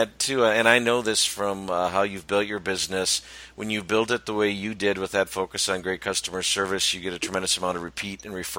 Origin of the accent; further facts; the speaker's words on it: Madison, Wisconsin, United States; my hometown of Madison, Wisconsin.